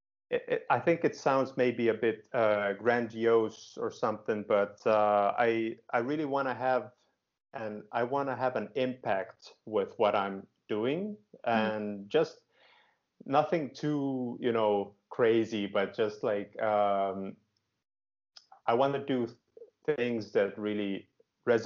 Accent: Finland; also born or lived in Groningen, Netherlands; I live in Helsinki, Finland. And you might also guess I am from Finland. I'm Finnish

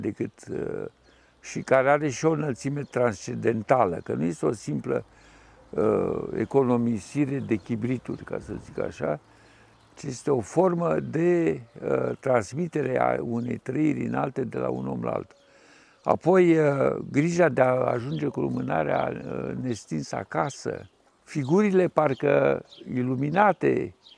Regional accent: Suceava, Suceava County, Romania; am copilărit la Suceava

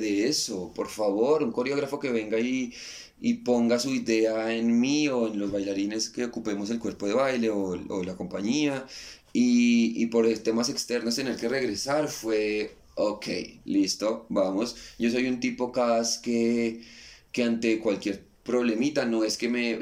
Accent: Colombia; moved away as an adult; also born or lived in Buenos Aires, Argentina; quería sentir el calor de, mi tierra, quería ver a mi mamá

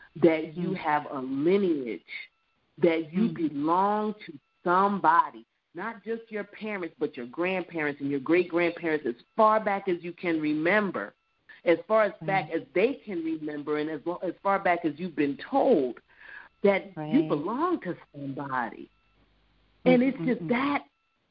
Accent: New Jersey, United States; also born or lived in Neptune, New Jersey / North Carolina; now in Florida, United States; the house that I grew up in New Jersey

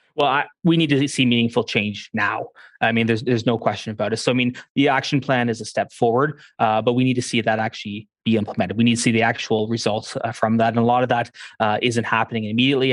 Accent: Canada; I'm Canadian

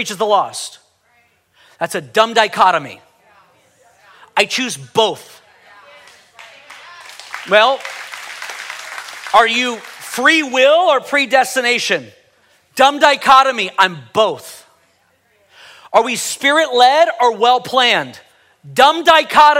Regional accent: United States; I'm a Christian before I'm an American

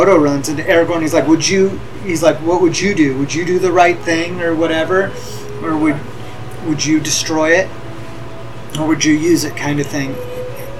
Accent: California, United States; We're from California

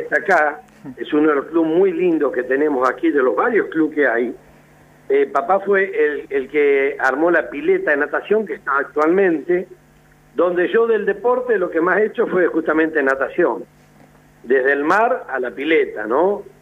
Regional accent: General Madariaga, Buenos Aires Province, Argentina; soy de Madariaga y vivo y estoy aquí en Madariaga, provincia de Buenos Aires

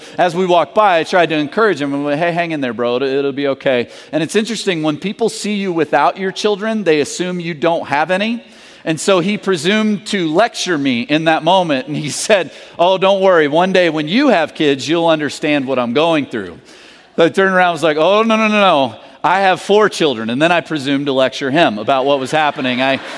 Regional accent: the South, United States; And I'm from the South, so I understand that world.

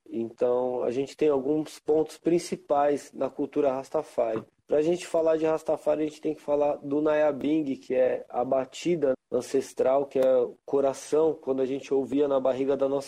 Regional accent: São Paulo, Brazil; born there; Eu nasci aqui em São Paulo

